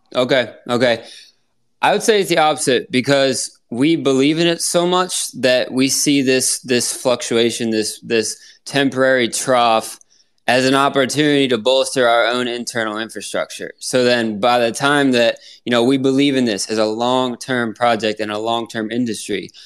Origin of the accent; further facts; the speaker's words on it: Pennsylvania, United States; now in Florida, United States; I'm from Pennsylvania